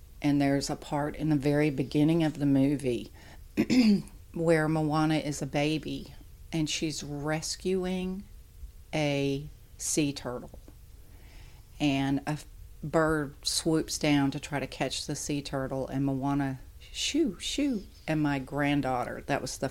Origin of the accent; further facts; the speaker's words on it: the South, United States; I am from the South and I have very, very deep Southern roots